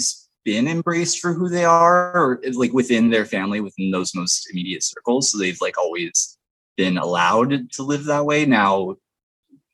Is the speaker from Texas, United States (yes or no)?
no; Vancouver, Washington, United States; now in Portland, United States; I grew up in Vancouver